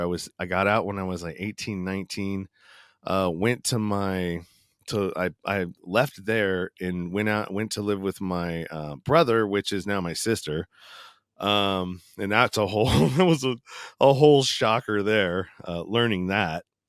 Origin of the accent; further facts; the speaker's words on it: East Bay, Northern California, United States; I grew up in a small suburb of, uh, Northern California in the East Bay, uh, close to San Francisco, probably thirty minutes outside of the city, uh, going east